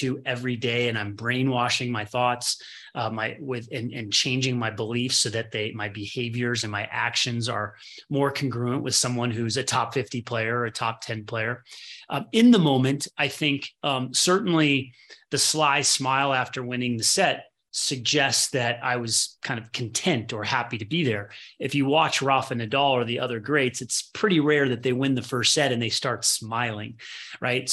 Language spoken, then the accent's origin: English; Midwest, United States; I was born in the Midwest